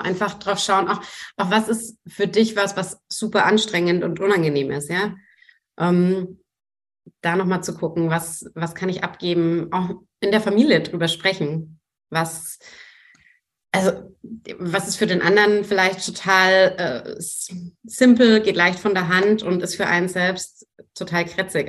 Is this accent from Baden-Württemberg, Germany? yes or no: no; Franconia, Bavaria, Germany; Ich komme aus Franken, da gibt es durchaus Wurst